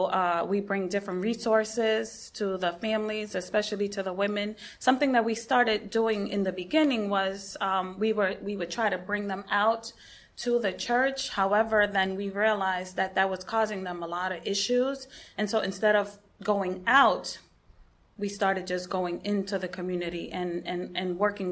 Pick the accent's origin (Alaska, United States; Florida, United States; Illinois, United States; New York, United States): Florida, United States; West Palm Beach; And I am from West Palm Beach, and the name of our ministry is Anabaptist Family Group.